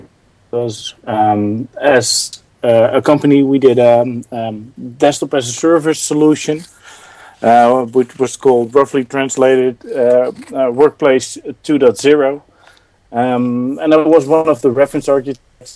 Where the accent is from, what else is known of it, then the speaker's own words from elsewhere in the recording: Netherlands; I'm from the Netherlands.